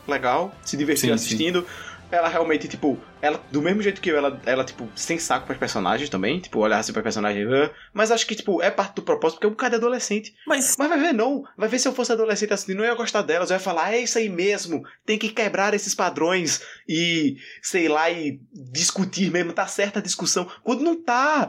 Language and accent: Portuguese; Northeast Region, Brazil; para mim que sou nordestino